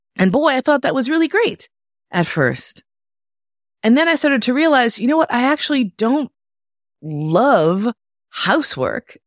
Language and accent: English; New York City, New York, United States; moved away; also born or lived in Berlin, Germany; I grew up in Manhattan.